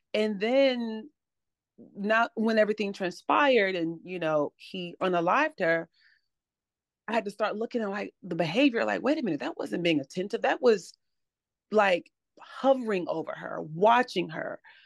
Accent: Atlanta, Georgia, United States; now in Charlotte, United States; live in Charlotte now, but I'm originally from Atlanta, Georgia.

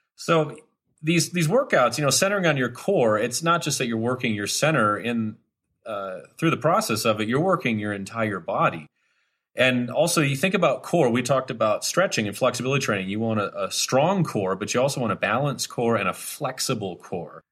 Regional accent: Wisconsin, United States; when I was a kid growing up in Wisconsin

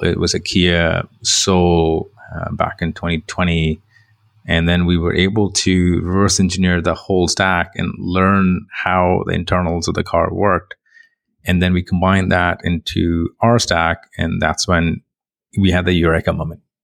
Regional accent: India; moved away as an adult; also born or lived in England; I come from India, you know, very, very lower middle class family, very tough environment. Did my bachelor's in computer engineering there

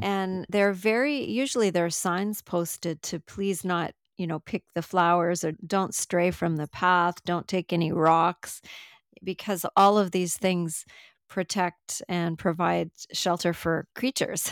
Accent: Canada; I'm from Canada

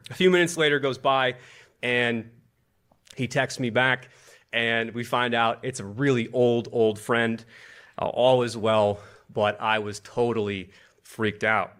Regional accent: Buffalo, New York, United States; now in Washington, D.C., United States; I grew up in Buffalo, New York

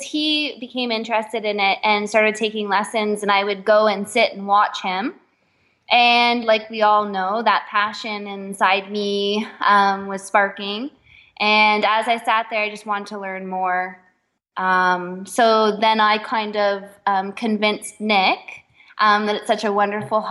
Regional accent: Canada; I was born in Canada.

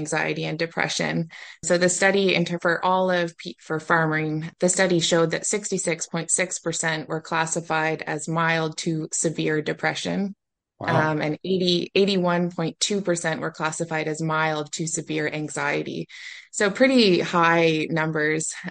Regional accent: Nova Scotia, Canada; moved away as an adult; now in Prince Edward Island, Canada; I'm originally from Nova Scotia, where I grew up on a beef farm

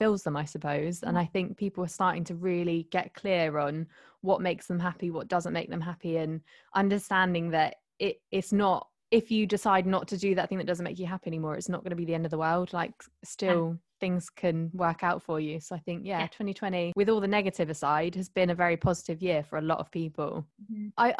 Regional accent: Isle of Wight, South East England, United Kingdom; I mean, I'm from the Isle of Wight, that's where I am at the moment.

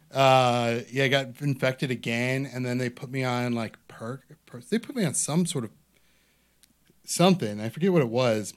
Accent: Parma, Ohio, United States; growing up in Parma

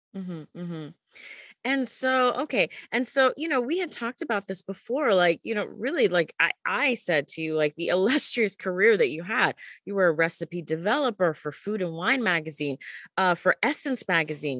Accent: Panama; now in China; I'm originally from Panama

